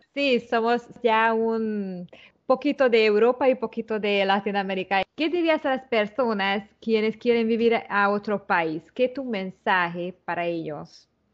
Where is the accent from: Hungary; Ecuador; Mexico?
Hungary; Spanish is a second language; now in Panama; soy húngara